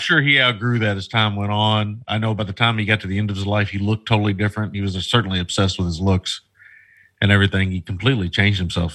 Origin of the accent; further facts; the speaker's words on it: United States; as an American